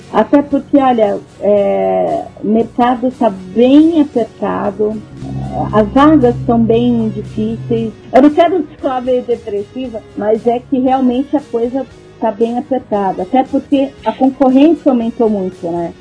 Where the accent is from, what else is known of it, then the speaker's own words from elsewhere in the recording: Brazil; eu sou brasileira